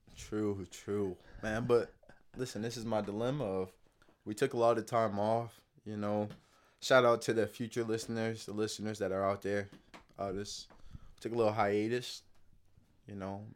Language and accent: English; Palm Beach, Florida, United States; I'm from Palm Beach